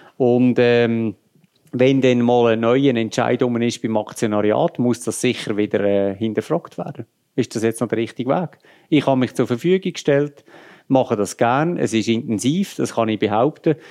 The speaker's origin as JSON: {"language": "German", "region": "Lucerne", "country": "Switzerland", "said": "ich bin Luzerner"}